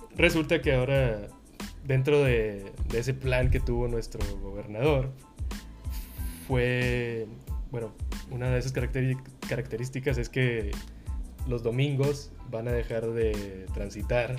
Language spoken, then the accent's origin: Spanish; Monterrey, Nuevo León, Mexico; nosotros que somos de Nuevo León, somos regios